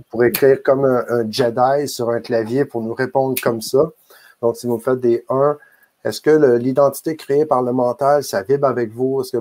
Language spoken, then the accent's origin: French; Quebec, Canada; je suis euh, un homme, je suis euh, un citoyen canadien, je suis un Québécois, je suis